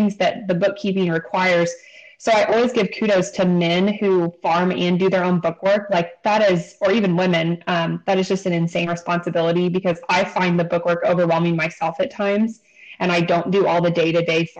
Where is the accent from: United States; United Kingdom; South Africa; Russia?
United States; Northeast Missouri; I am born and raised in Northeast Missouri